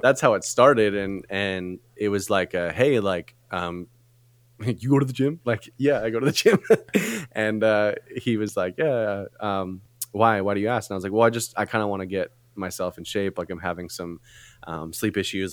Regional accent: Canada; moved away as an adult; now in California, United States; I am Canadian

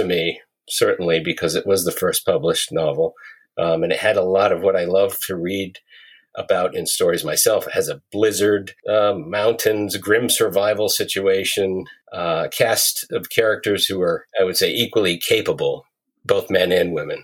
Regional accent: northern Vermont, United States; I grew up in northern Vermont on a dairy farm

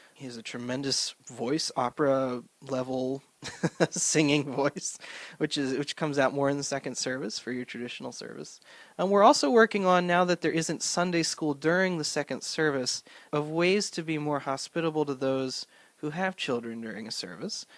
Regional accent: Swedesboro, New Jersey, United States; now in Cranford, United States; So I grew up in South Jersey in a little town called Swedesboro.

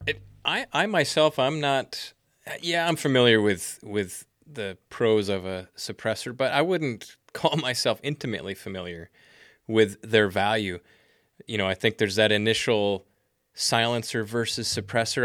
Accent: Wisconsin, United States; moved away; I'm originally from Wisconsin, as you know, and my mom lives in the Eau Claire area

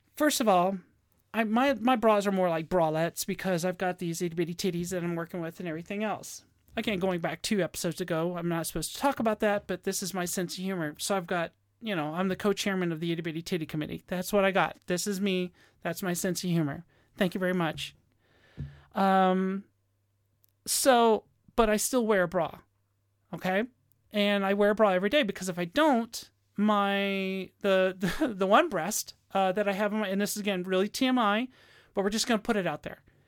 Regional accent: Virginia, United States; moved away; my home state of Virginia

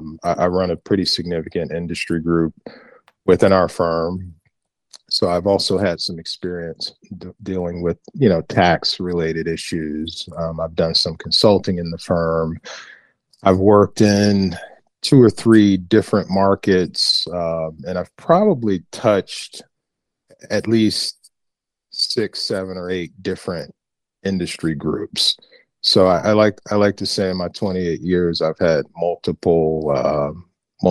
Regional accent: Northern New Jersey, United States; born and raised in Northern New Jersey, born in North New Jersey, spent most of my life in the state

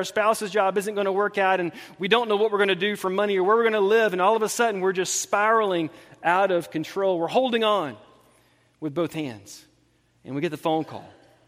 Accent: Montgomery, Alabama, United States; I grew up in Montgomery, Alabama

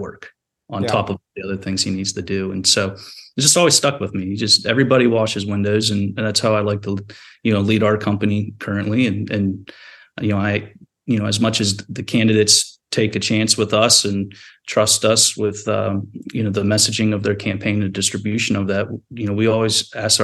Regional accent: small coal town in Eastern Ohio, United States; I went to work in politics for my hometown congressman

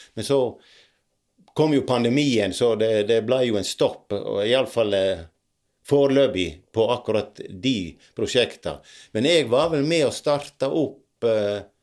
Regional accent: Dale, Norway; oppveksten på Dale

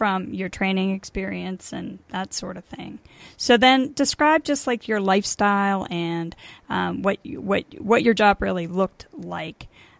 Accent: Pittsburgh, Pennsylvania, United States; Yeah, I'm from Pittsburgh

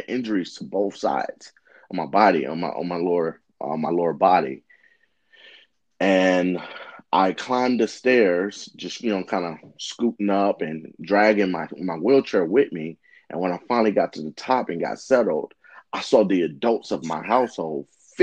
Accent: St. Louis, Missouri, United States; I was born and raised in St. Louis, Missouri

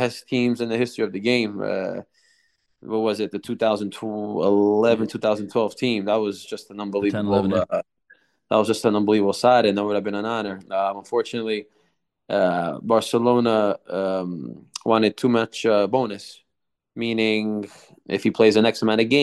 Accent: New Jersey, United States; moved away; also born or lived in Italy; growing up in America

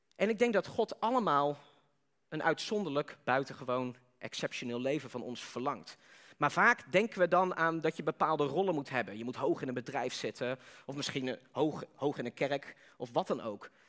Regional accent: Netherlands

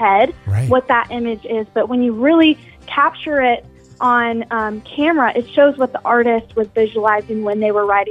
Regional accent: Charleston, South Carolina, United States; staying in Charleston, pursuing music

